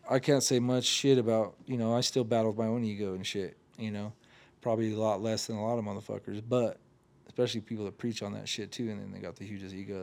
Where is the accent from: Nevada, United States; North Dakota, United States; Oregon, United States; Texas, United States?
Oregon, United States; I'm from Oregon